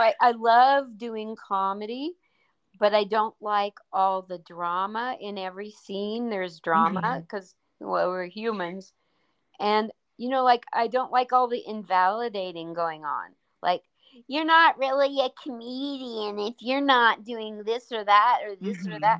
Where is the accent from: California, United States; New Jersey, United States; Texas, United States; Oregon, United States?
Oregon, United States; No. I'm from Oregon.